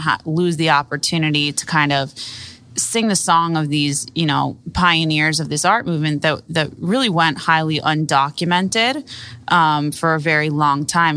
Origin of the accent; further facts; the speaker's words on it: Miami, Florida, United States; I grew up here in Miami